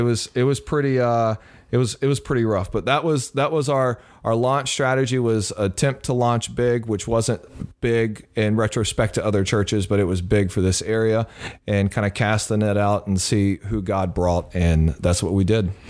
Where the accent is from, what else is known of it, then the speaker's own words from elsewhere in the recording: Beaumont, Texas, United States; moved away as an adult; also born or lived in Mississippi; now in New York, United States; I grew up in, uh, Southeast Texas in the Beaumont area and was born in Mississippi